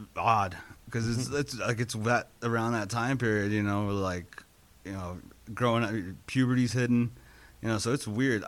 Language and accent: English; Inglewood, California, United States; I grew up in Los Angeles, um, Inglewood